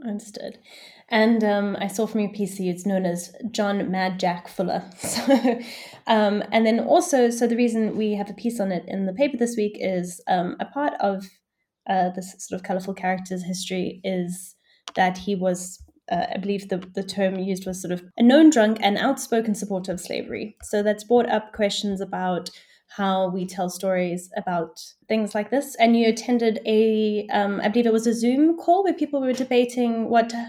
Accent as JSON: {"language": "English", "town": "Johannesburg", "region": "Gauteng", "country": "South Africa", "also_born_or_lived": "Middle East / London", "moved": "as an adult", "lives_now": "United Kingdom", "said": "my background is I'm from South Africa, which is where the accent comes from"}